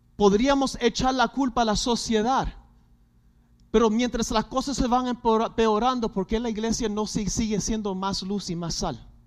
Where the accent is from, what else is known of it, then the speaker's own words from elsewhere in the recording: Puerto Rico; somos boricuas